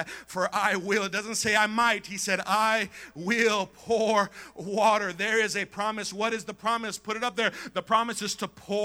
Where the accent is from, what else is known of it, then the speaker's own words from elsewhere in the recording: Coachella, California, United States; Growing up in Coachella